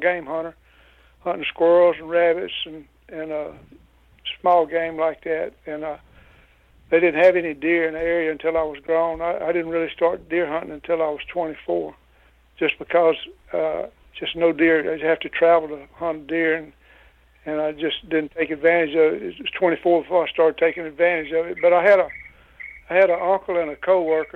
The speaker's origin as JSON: {"language": "English", "region": "Louisiana", "country": "United States", "tie": "born or raised there", "said": "I was born and raised in Louisiana, lived here all my life"}